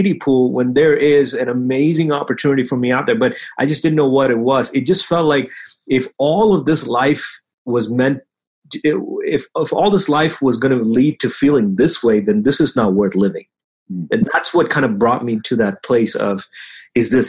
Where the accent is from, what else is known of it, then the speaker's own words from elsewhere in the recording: Bahrain; now in United States; so now I live here in the US. When I tell friends that, you know, I grew up in Bahrain